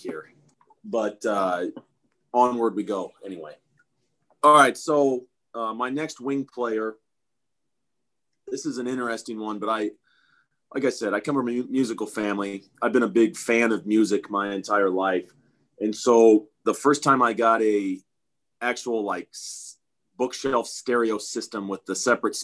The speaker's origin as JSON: {"language": "English", "region": "Nebraska", "country": "United States", "tie": "born or raised there", "said": "growing up in Nebraska"}